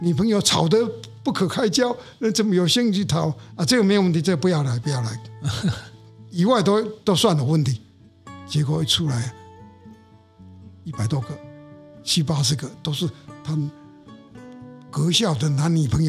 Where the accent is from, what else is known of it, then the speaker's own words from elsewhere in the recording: Hsinchu, Taiwan; born there; 新竹生就是是是是室内的，室内的，